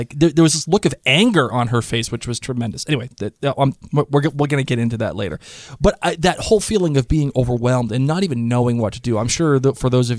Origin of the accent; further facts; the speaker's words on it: Rhode Island, United States; we're from Rhode Island